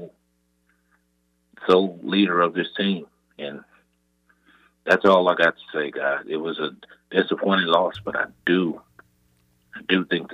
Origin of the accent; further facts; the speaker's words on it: Texas, United States; I'm from Texas